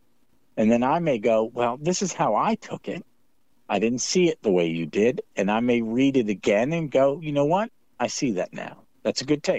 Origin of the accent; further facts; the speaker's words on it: Scotland, United Kingdom; I'm a Scot